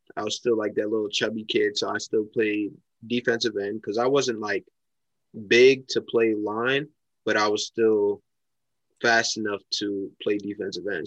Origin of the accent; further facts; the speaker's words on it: Mount Vernon, New York, United States; I'm from Mount Vernon, New York.